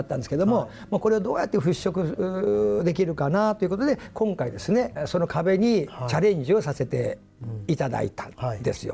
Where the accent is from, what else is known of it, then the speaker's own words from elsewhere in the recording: Miyazaki, Japan; moved away as an adult; now in Tokyo, Japan; あの宮崎です